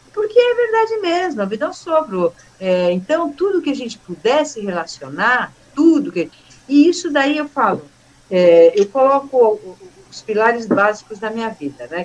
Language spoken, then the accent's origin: Portuguese; São Paulo, Brazil; moved away as an adult; also born or lived in Itapira / Mogi das Cruzes; eu conhecia todo mundo lá, porque eu cresci lá no Bom Retiro